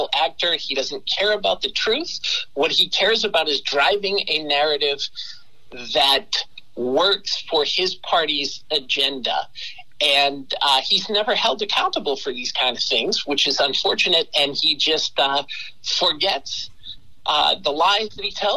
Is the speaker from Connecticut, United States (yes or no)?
no; Massachusetts, United States; I grew up in Massachusetts